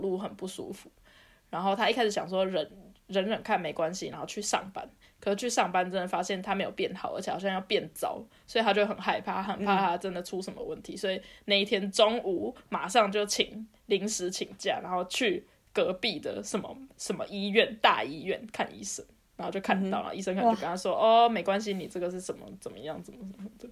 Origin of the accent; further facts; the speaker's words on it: Taiwan; now in Germany; 别人知道我是台湾人